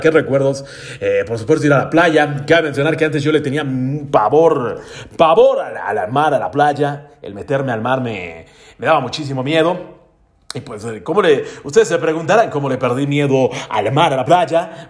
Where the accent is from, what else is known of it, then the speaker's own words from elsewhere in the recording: Mexico; No he salido de mi pueblo